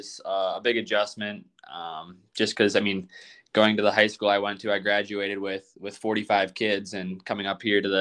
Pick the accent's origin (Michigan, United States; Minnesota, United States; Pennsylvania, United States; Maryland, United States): Minnesota, United States; Goodhue; I'm from Minnesota, Goodyear, Minnesota. It's a small town in southeastern Minnesota